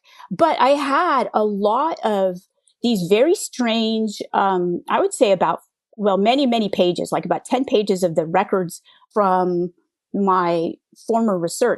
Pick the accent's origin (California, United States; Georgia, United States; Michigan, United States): California, United States; And I grew up in the Bay Area during the dot-com era. You know, I went to grad school.